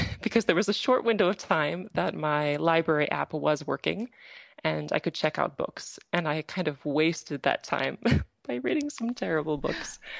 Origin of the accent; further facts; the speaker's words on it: Iowa, United States; moved away as an adult; also born or lived in Minnesota; now in Ostrava, Czech Republic; I am from Iowa, and then I studied in Minnesota and almost immediately I came to the Czech Republic.